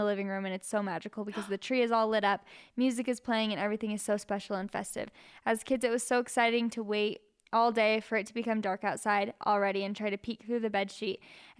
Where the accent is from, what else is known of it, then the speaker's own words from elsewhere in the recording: Germany; English is a second language; I'm from Germany and here it is very normal to set up the tree on Christmas Eve or just a couple of days before.